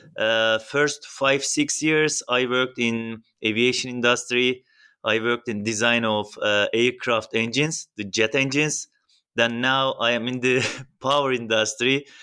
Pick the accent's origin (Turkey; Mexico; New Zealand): Turkey; I'm from Turkey